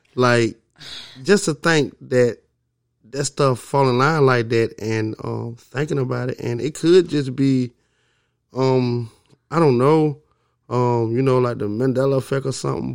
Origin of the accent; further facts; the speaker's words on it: Augusta, Georgia, United States; also born or lived in Alabama / Mississippi; I'm from Augusta, Georgia. You know what I mean? I've been all around the South